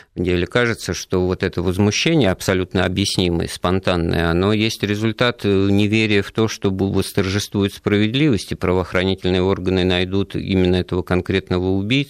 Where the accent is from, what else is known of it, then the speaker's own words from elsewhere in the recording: Moscow, Russia; я вот коренной москвич